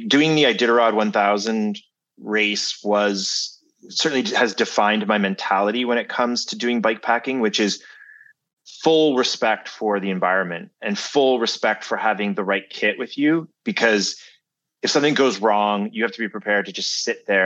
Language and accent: English; Canada; I'm Canadian